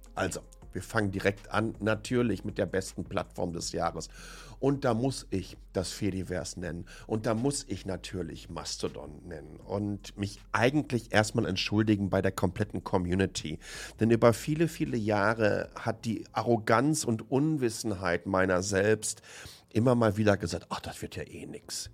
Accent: home region around Lünen, North Rhine-Westphalia, Germany; aus meiner Heimatregion

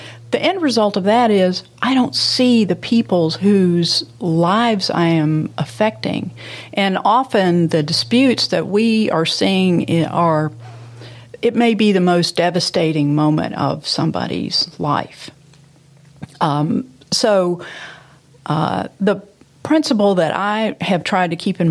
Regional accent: Memphis, Tennessee, United States; I had a strictly middle class growing up in walking to neighborhood school and playing with my friends in Memphis

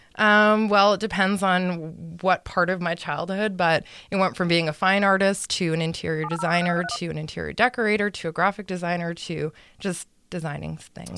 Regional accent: Edmonton, Alberta, Canada; I grew up in Edmonton.

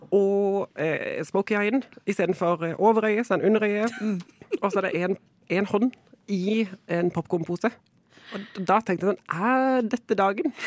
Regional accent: Kristiansand, Agder, Norway; moved away; jeg kommer fra Kristiansand. Jeg sier jo jeg er liksom flyktning fra bibelbeltet

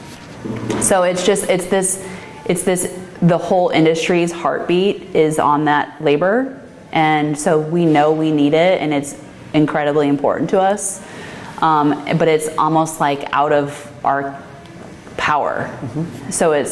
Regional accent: Midwest, United States; I'm from the Midwest, and it's just family farm.

